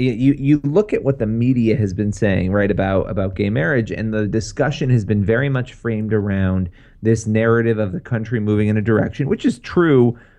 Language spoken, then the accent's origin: English; United States; Of course. I'm an American.